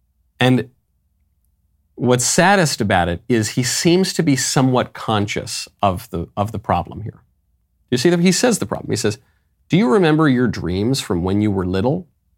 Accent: New York, United States; also born or lived in Los Angeles; I grew up in New York. I grew up in LA.

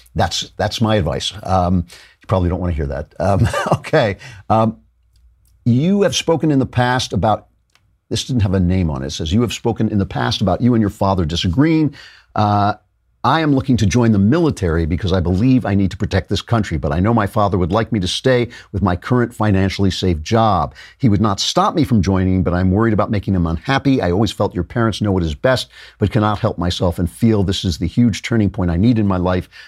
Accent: New York, United States; I'm from New York.

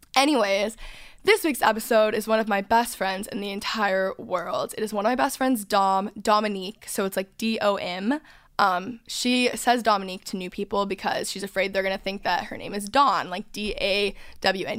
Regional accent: North Texas, United States; I grew up in North Texas

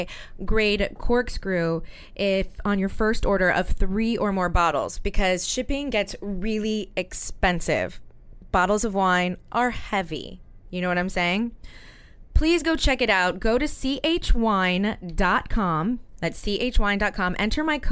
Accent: the South, United States; I'm from the South too.

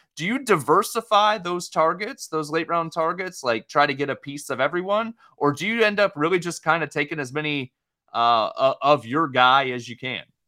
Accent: Oregon, United States; I'm from Oregon

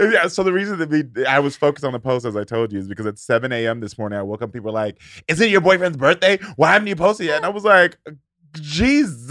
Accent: Texas, United States; moved away; I'm from the South, I'm from Texas

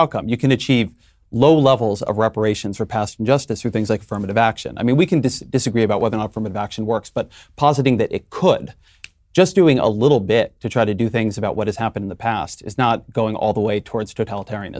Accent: California, United States; where I'm from, I'm a Californian

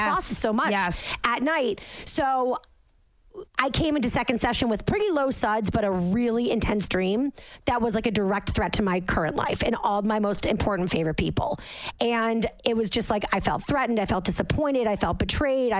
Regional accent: Massachusetts, United States; now in Jersey City, United States; I'm from Massachusetts. I literally grew up with lobster traps in my parents' backyard because they live on the water.

